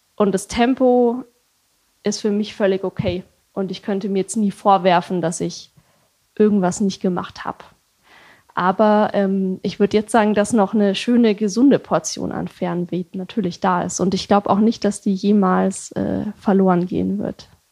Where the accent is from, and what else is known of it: Germany